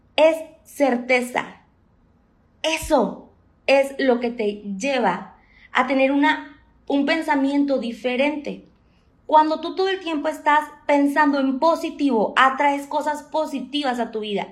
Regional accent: Monterrey, Nuevo León, Mexico; tengo 28 años, soy de Monterrey

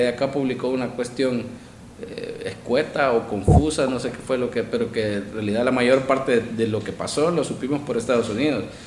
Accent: El Salvador

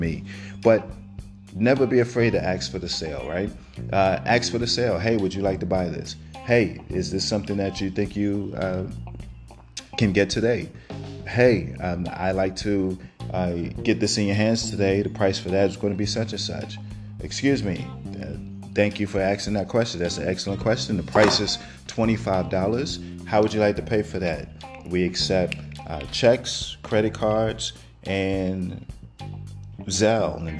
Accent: New York City, New York, United States; now in Georgia, United States; I'm from Brooklyn

